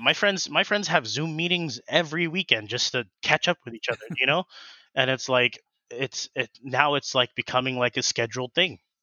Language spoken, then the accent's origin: English; Colton, California, United States; also born or lived in Fontana, California / Grand Terrace, California / Riverside, California; born and raised in the Inland Empire. Um, yeah, I, uh, was born in, um, f, like Fontana, and then I stayed in Colton, um, all throughout high school